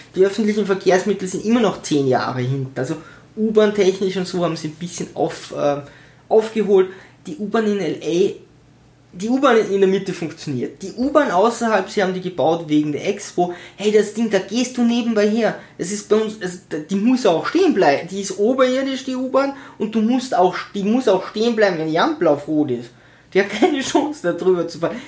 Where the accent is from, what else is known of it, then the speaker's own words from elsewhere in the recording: Tyrol, Austria; ich bin in Tirol geboren, meine Cousine ist in Tirol geboren, meine Mutter ist in Tirol geboren